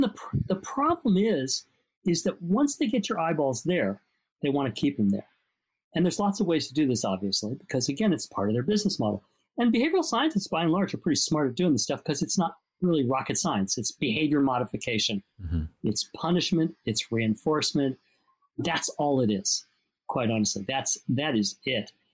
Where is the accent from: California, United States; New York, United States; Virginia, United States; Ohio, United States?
California, United States; Los Angeles; I grew up in Los Angeles too